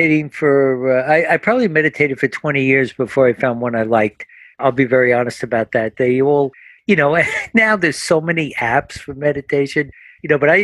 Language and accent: English; New Jersey, United States; we're from New Jersey